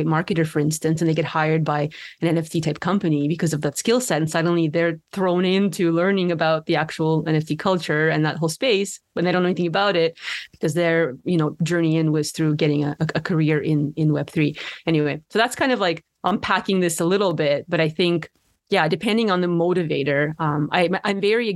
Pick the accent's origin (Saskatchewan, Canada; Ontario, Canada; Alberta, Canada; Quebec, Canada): Ontario, Canada; Ottawa; growing up in Ottawa